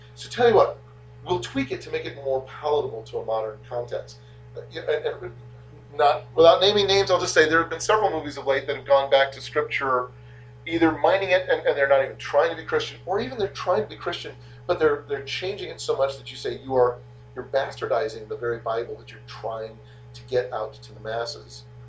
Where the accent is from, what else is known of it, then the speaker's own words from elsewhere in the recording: United States; I'm from America